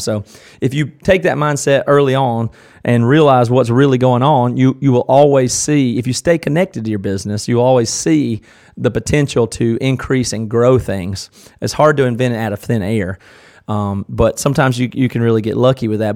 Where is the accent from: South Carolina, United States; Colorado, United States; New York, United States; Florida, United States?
South Carolina, United States; Tigerville; born or raised there; accent: southern